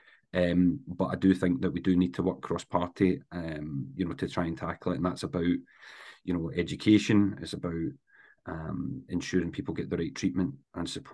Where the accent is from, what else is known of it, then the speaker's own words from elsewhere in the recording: Paisley, Scotland, United Kingdom; I was born in Paisley, grew up in Renfrewshire